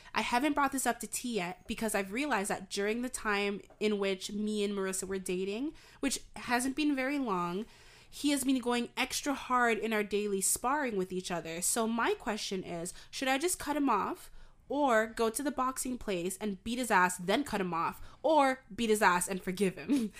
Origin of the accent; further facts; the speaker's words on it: Canada; I'm from Canada